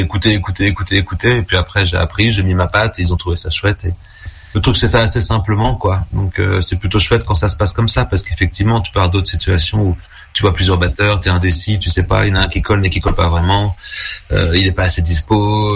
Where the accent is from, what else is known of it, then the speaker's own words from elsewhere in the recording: Tours, Centre-Val de Loire, France; moved away as an adult; also born or lived in Vendôme; now in Brussels, Belgium; je viens de Tours en France au départ